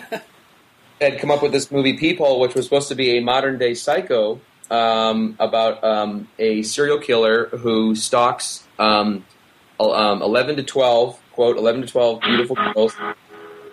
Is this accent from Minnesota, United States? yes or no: yes; Minneapolis, Minnesota, United States; I grew up in Minneapolis